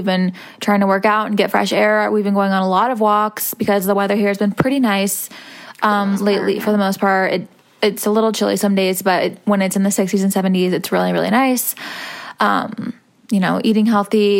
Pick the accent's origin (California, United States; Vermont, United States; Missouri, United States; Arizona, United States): Missouri, United States; moved away; we are both from Missouri